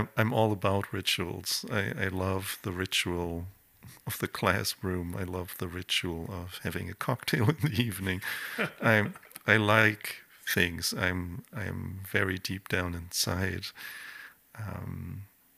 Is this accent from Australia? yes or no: no; Germany; moved away; When I grew up in Germany